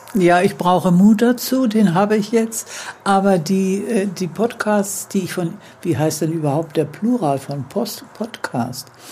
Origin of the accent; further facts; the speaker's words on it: Hamburg, Germany; moved away as an adult; now in Neuwied, Germany; Ich bin 92 Jahre alt, in Hamburg geboren, in Hamburg groß geworden und mit etwa gut 30 Jahren nach Neuwied gekommen